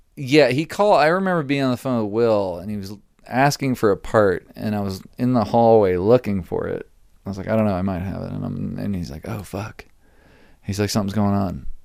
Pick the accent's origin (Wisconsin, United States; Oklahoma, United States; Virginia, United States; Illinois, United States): Virginia, United States; moved away as an adult; also born or lived in Utah; now in Los Angeles, United States; we grew up in Virginia together